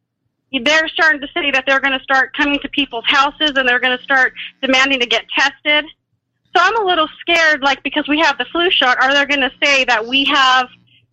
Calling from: San Jose, California, United States; I'm calling from San Jose, California.

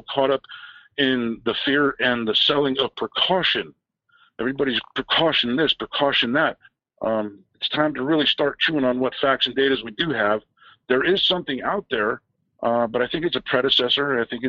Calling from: San Francisco, California, United States; in San Francisco.

